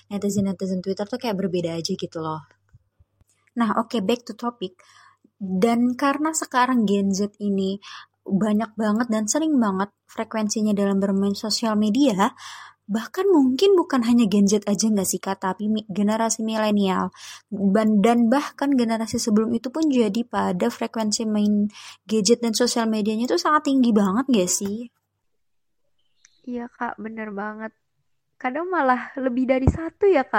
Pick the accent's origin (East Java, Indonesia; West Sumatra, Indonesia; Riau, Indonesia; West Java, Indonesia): West Java, Indonesia; Bekasi; Asal aku juga sama nih kayak Kak Vita dari Bekasi.